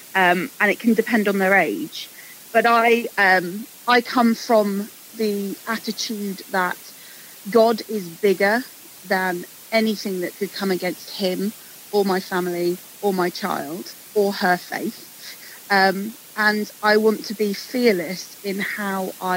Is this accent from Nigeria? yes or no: no; England, United Kingdom; Growing up in England